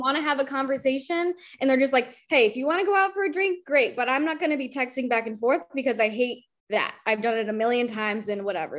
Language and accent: English; Albany, New York, United States; moved away as an adult; also born or lived in Rochester; I'm from Albany, like Albany